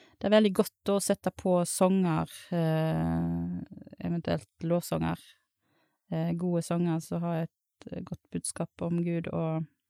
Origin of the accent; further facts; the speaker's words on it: Sagvåg, Vestland, Norway; Presiserer at jeg kommer fra Sagvåg, ikke fra Stord.